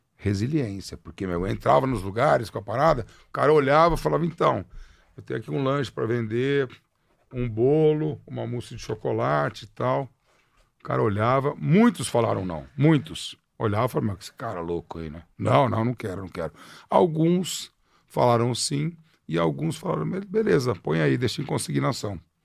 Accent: Ribeirão Preto, São Paulo, Brazil; also born or lived in Piracicaba; now in São Paulo, Brazil; Nasci em Piracicaba, morei um tempo em Ribeirão Preto

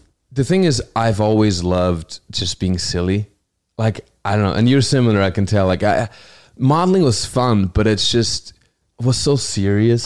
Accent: Hochschwarzwald, Baden-Württemberg, Germany; English is a second language; moved away as an adult; also born or lived in New Zealand / Los Angeles / New York; Germany, my hometown

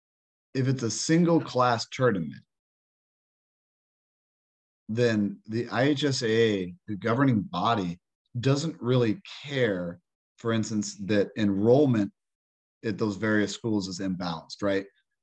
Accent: Fort Wayne, Indiana, United States; I grew up in Fort Wayne.

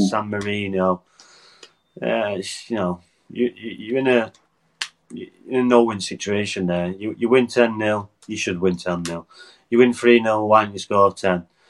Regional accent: Wales, United Kingdom; as a Welsh player

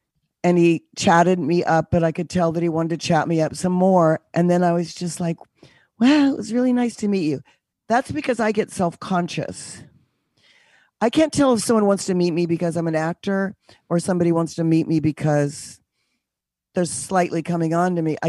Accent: Connecticut, United States; now in New York, United States; I do. I'm originally from Connecticut, but I live in the city now.

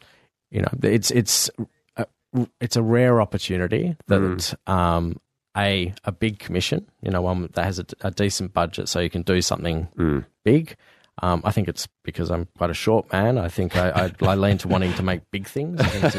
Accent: Fremantle, Western Australia, Australia; I grew up in Fremantle.

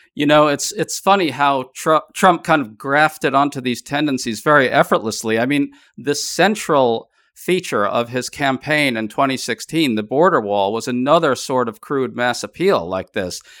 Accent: New York City, New York, United States; I grew up in New York City

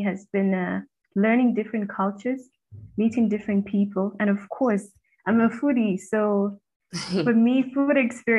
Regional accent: Lusaka, Lusaka Province, Zambia; all the way from Zambia, Lusaka to be precise. That's Africa.

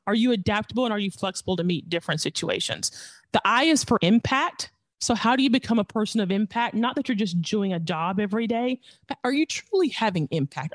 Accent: the South, United States; we're from the South

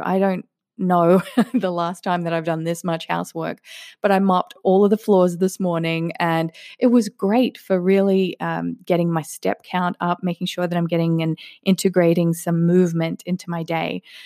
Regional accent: Australia; also born or lived in Sweden / England; now in Las Vegas, United States; I grew up in Australia. I lived in Sweden for a little while and in England

